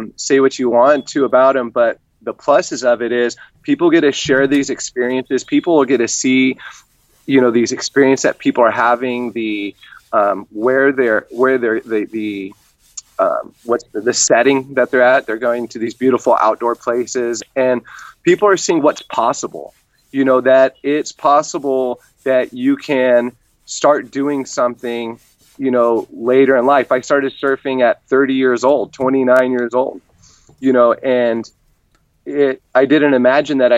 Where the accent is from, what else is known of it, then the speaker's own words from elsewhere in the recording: California, United States; I was born and raised in California, up by the wine country